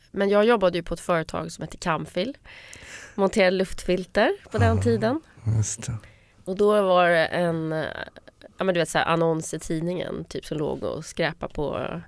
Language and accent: Swedish; Trosa, Södermanland, Sweden; Eh, I Trosa.